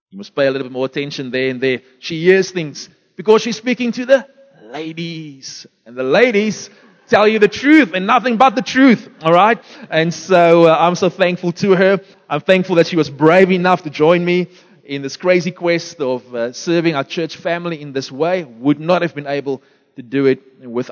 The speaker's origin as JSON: {"language": "English", "town": "Beaufort West", "region": "Western Cape", "country": "South Africa", "tie": "born or raised there", "moved": "yes", "said": "I was born in Beaufort West"}